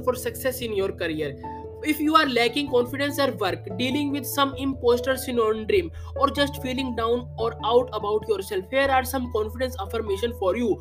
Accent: India; I am from India

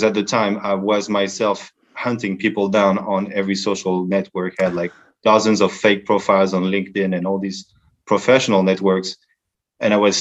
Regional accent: center of France, Centre-Val de Loire, France; also born or lived in Paris, France / Boston, Massachusetts, United States; I am from France, although I was born in Paris, but my parents moved to Boston, Massachusetts when I was just past one year old.

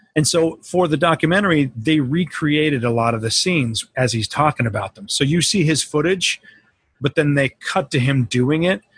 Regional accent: Colorado, United States; We grew up in Colorado

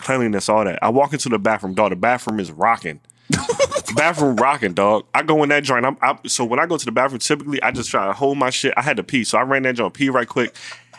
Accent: Baltimore, Maryland, United States; I'm from Baltimore. I'm an accountant.

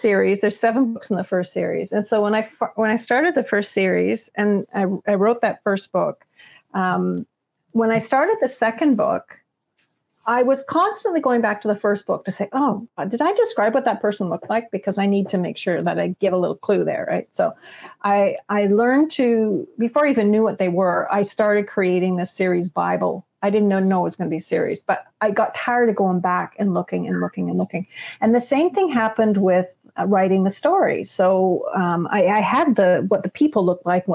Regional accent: Toronto, Ontario, Canada; moved away; I grew up in Toronto

